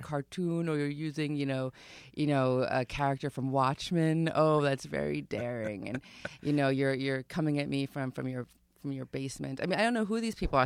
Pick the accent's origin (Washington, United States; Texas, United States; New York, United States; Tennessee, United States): New York, United States; Long Island; I grew up on Long Island